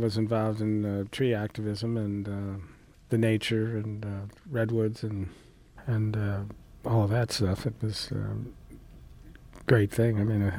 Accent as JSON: {"language": "English", "region": "East Coast", "country": "United States", "also_born_or_lived": "New England / New York City / Santa Barbara", "moved": "as an adult", "lives_now": "Humboldt County, United States", "said": "Well, I'm originally from the East Coast and spent half my life out there and half of it out here, and the last half out here, and lived in New England, New York City, and still have some of the accent, but spent about the last 30 years out here."}